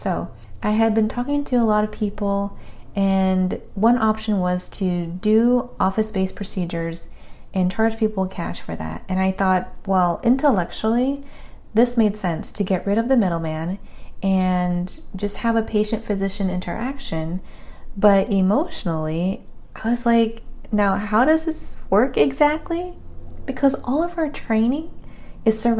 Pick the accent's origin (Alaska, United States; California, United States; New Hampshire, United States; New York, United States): California, United States; as a Californian girl